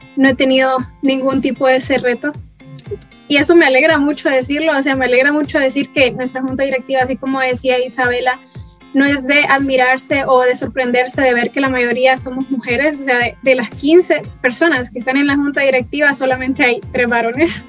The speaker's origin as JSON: {"language": "Spanish", "country": "Honduras", "said": "nosotras em, diéramos la cara como ciudadanas hondureñas"}